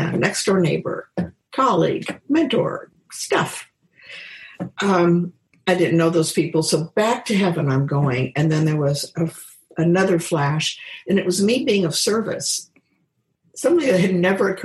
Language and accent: English; Kansas, United States; moved away as an adult; also born or lived in Seattle; I'm from Kansas, grounded.